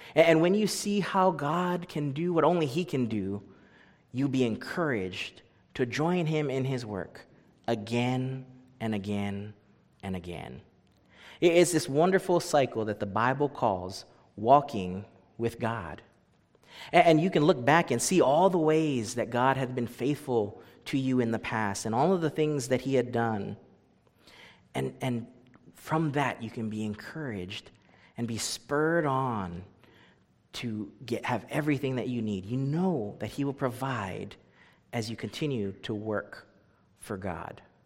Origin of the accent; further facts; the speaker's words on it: Hawaii, United States; moved away as an adult; I grew up in Hawaii